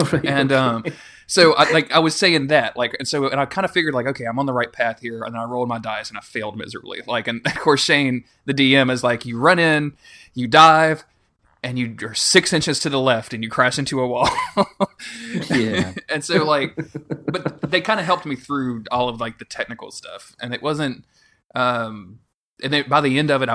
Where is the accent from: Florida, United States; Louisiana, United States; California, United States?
Louisiana, United States; I'm from Louisiana, so I should have like this real thick Cajun accent.